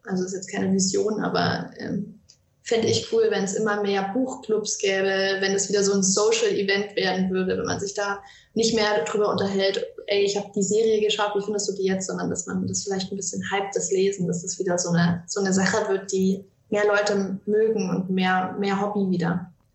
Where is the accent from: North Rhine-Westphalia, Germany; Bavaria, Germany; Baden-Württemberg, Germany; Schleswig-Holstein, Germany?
Bavaria, Germany; Franconia; ich komme aus Franken und ähm, bin hier zur Schule gegangen, bin hier aufgewachsen